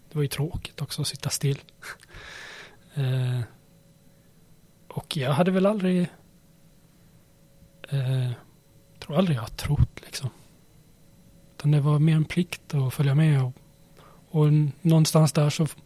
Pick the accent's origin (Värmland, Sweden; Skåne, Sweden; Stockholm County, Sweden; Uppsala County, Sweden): Värmland, Sweden; Karlstad; born there; also born or lived in Småland / Skåne; jag föddes i Karlstad. Sen flyttades vi till Småland och Skåne, ett par ställen.